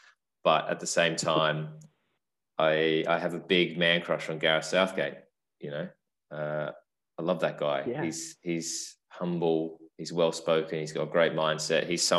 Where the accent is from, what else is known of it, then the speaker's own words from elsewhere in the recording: Australia; now in United Kingdom; even as an Aussie